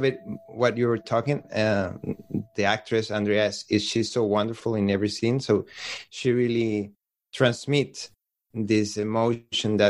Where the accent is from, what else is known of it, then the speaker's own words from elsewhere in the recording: Venezuela; English is a second language; moved away as an adult; now in Barcelona, Spain; I just moved from Venezuela to Barcelona